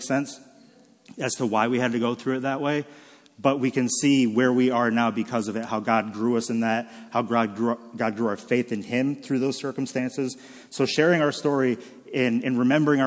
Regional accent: Michigan, United States; born and raised in Michigan

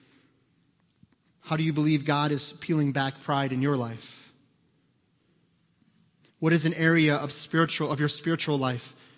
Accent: United States; American Christians

